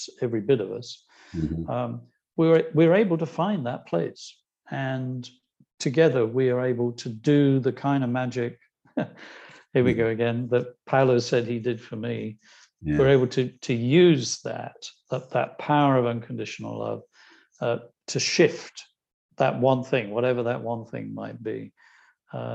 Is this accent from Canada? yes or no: no; Ireland; I'm Irish